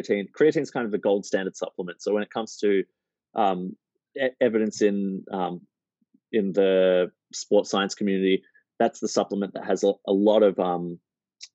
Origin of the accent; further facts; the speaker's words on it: Melbourne, Victoria, Australia; I'm from Melbourne. We love our coffee